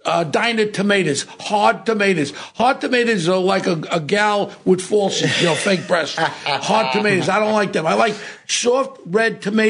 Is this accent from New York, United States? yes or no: yes; New York City, New York, United States; I come from Ozone Park.